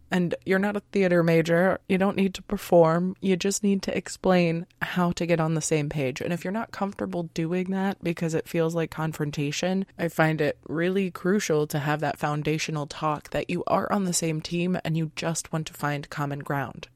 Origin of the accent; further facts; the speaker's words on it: United States; we were raised in American culture